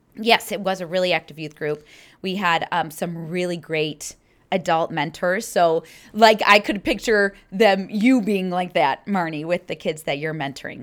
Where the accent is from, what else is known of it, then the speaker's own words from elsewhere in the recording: Troy, Michigan, United States; moved away as an adult; now in Naperville, United States; I was born in Troy, Michigan, which is a suburb. It's about 30 minute drive outside of downtown Detroit, and born and raised there until um, right after I got married